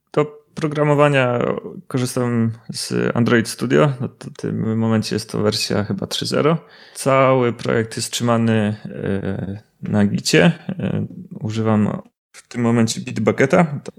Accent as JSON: {"language": "Polish", "town": "Łysaków", "region": "Subcarpathian Voivodeship", "country": "Poland", "moved": "as an adult", "lives_now": "Kraków, Poland", "said": "pochodzę z takiej małej miejscowości Łysaków z okolic Mielca. Obecnie mieszkam w Krakowie"}